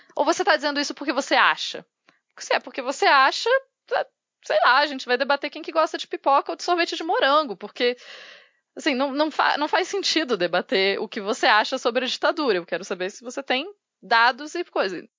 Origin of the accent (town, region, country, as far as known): Brazil